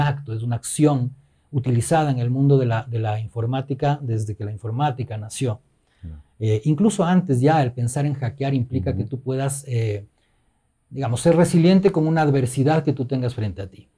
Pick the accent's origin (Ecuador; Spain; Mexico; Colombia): Ecuador; nuestra identidad como ecuatorianos